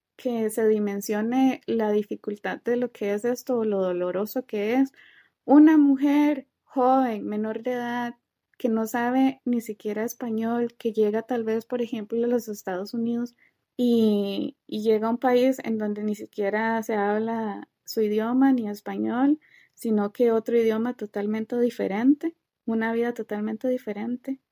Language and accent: Spanish; Costa Rica; salimos mucho de Costa Rica a pasear